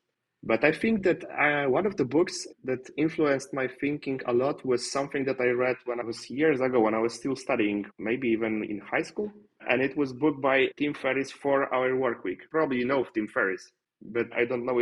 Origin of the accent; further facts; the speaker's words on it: Poland; English is a second language; I'm from Poland